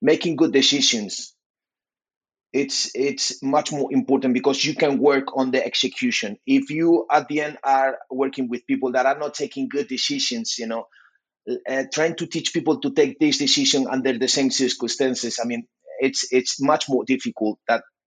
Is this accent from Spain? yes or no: yes; Spain; I'm from Spain